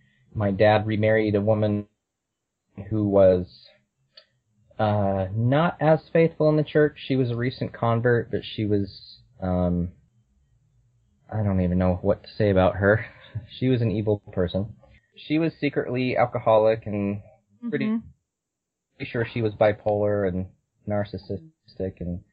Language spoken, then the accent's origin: English; California, United States; born there; Well, I was born in California. My mom was a convert, and my dad's ancestors go back to the beginning of the church.